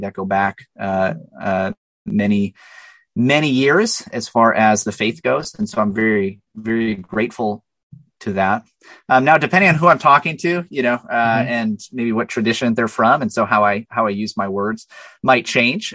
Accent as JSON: {"language": "English", "town": "La Crosse", "region": "Wisconsin", "country": "United States", "said": "I hail from La Crosse, Wisconsin"}